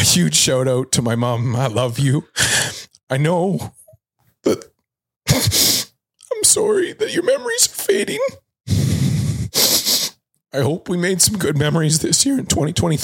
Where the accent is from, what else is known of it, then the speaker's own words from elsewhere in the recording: Halifax, Nova Scotia, Canada; moved away; I'm from Halifax